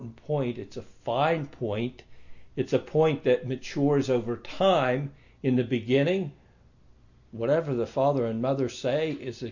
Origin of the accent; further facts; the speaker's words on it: United States; moved away; I came from America, and I was born in a Malecha family, and I grew up as a meat eater